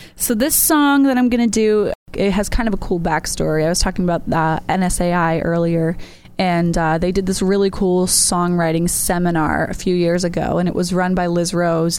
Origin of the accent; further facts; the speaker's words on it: Massachusetts, United States; now in York, Maine, United States; I live in York, Maine. I'm actually originally from Massachusetts